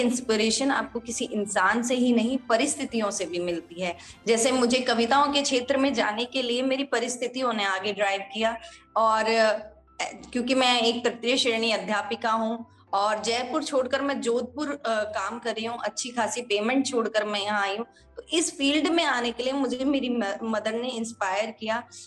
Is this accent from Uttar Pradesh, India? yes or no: no; Mahwa, Rajasthan, India; moved away as an adult; also born or lived in Bandikui, Rajasthan; now in Jodhpur, India; मैं बेसिकली दौसा जिले से हूँ राजस्थान के जिसका एक छोटा सा गांव है महवा जहाँ मेरा बचपन बीता है